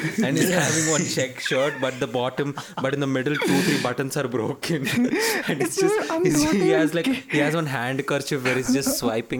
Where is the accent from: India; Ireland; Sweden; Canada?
India; Bangalore, Karnataka; moved away as an adult; also born or lived in Chennai; I'm leaving Bangalore. This is my hometown. Not technically, but this is where I've grown up. And this is my place.